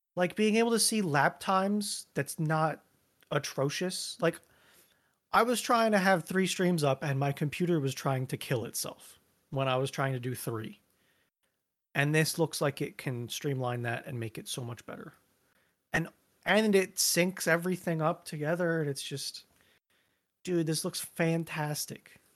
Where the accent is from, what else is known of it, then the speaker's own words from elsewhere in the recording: Reading, Pennsylvania, United States; my answer is Reading